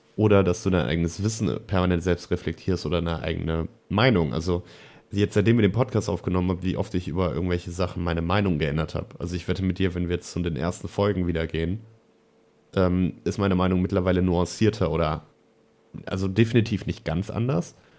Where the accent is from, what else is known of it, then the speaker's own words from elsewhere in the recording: Germany; bei uns in Deutschland